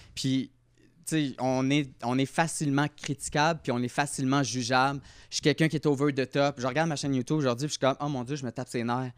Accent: Repentigny, Quebec, Canada; je viens de Repentigny

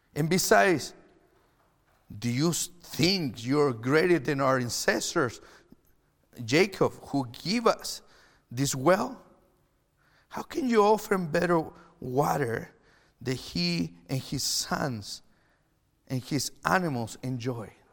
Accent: Chile; English is a second language; now in Canada; I'm from Chile. If you're watching online, I'm not Canadian. I, that's why I have an accent

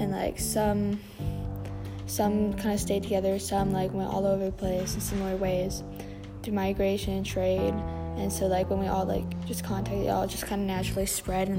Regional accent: Texas, United States; I'm from Texas

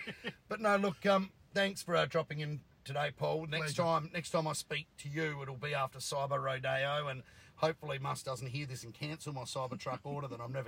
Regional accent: Australia; I'm an Aussie.

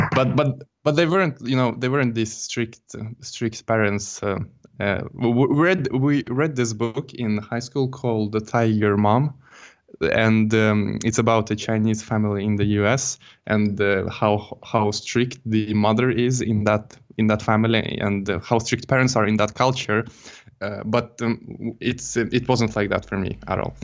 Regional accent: Jönköping, Jönköping County, Sweden; moved away; also born or lived in Stockholm; I'm not originally from Stockholm. I'm from a town called Jönköping, and it's a bit south of Stockholm

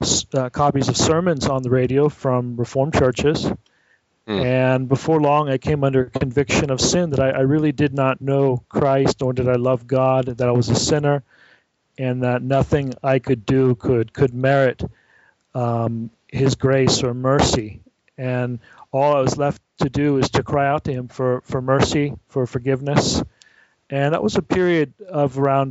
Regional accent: San Francisco Bay Area, California, United States; moved away as an adult; now in Viterbo, Italy; I was raised in the San Francisco Bay Area

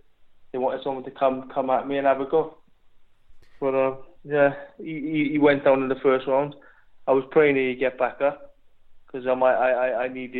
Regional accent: Wales, United Kingdom; I'm British, I'm Welsh.

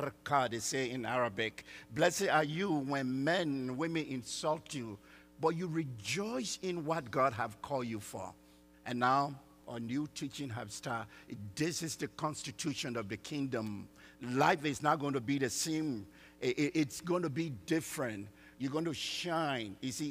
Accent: Liberia; now in Texas, United States; I'm from Liberia, West Africa

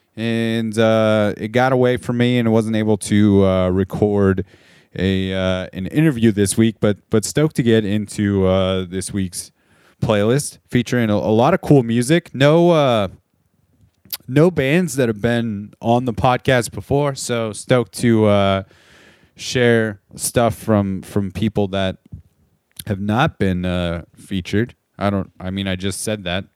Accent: Southern California, United States; moved away as an adult; now in Portland, United States; as a kid growing up in Southern California, all the way up until I left that place about six years ago

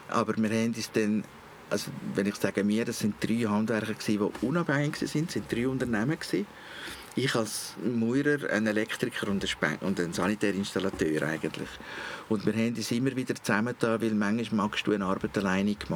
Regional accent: Switzerland; now in Abroad; Als Schweizer im Ausland ist das nicht ganz so einfach gewesen. Ich habe keine Aufenthaltsbewilligung, keine Arbeitsbewilligung.

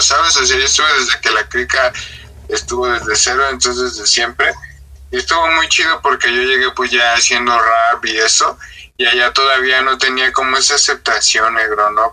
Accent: Ixtapaluca, State of Mexico, Mexico; crecí en Iztapaluca, man, es un barrio

